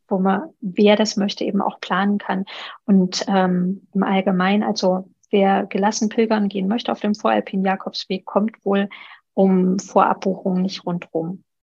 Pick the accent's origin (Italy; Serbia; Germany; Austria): Germany; Thuringia; moved away; also born or lived in Allgäu / Chiemgau; Thüringen ist meine Heimat